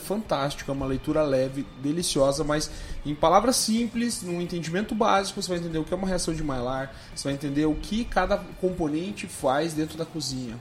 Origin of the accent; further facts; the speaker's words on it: Curitiba, Paraná, Brazil; eu sou curitibano raiz